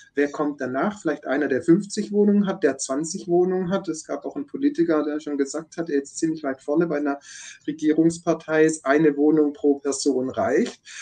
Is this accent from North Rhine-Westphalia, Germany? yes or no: no; Stuttgart, Baden-Württemberg, Germany; ich komme ja aus dem Großraum Stuttgart